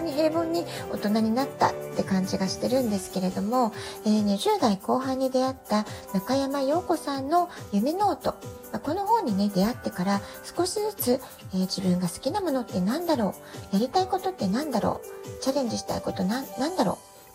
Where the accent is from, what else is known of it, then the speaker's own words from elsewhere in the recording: Japan; moved away as an adult; also born or lived in Tokyo, Japan; now in San Diego, United States; 私自身が18歳で実家を出て以来、え東京でずっと仕事をしてきましたそれから、えー、アメリカに渡って子供を産んで